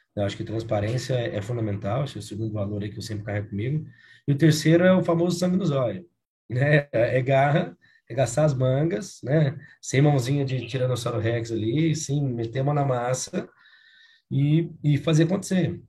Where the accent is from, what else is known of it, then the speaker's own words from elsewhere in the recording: Uberlândia, Minas Gerais, Brazil; accent: mineiro; moved away as an adult; also born or lived in Rio Grande do Sul; now in Curitiba, Brazil; sou mineiro de Uberlândia